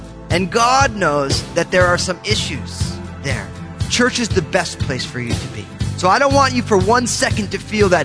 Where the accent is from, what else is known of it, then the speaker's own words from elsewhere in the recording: New Jersey, United States; I grew up in New Jersey